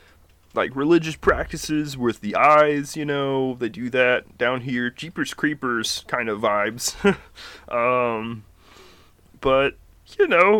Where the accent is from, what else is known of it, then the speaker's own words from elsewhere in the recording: Fiji; also born or lived in Fresno, United States; But we also lived in Fresno. I was born in Fresno. Moved back to Fiji.